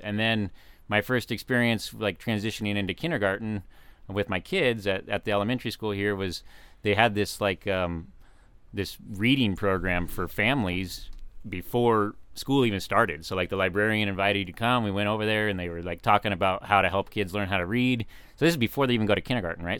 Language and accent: English; Fallbrook, California, United States; also born or lived in San Diego; now in Temecula, United States; I grew up in Fallbrook, so I'm kind of a, consider myself a local